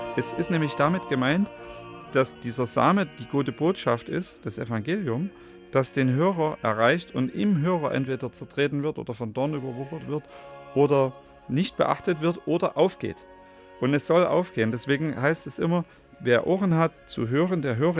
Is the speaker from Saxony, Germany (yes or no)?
yes; Radebeul, Saxony, Germany; Ich hatte da meine Heimat ja in Radebeul